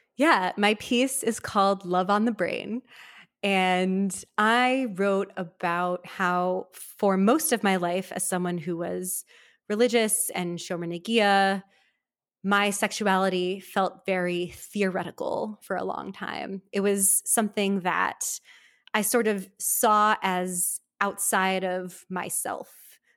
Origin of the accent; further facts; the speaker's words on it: Milwaukee, Wisconsin, United States; moved away; I grew up in Milwaukee, Wisconsin, in a sort of modern Orthodox upbringing